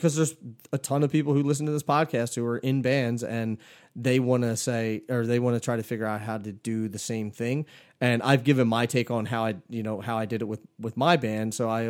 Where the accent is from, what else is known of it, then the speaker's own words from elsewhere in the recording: Pennsylvania, United States; I'm from PA.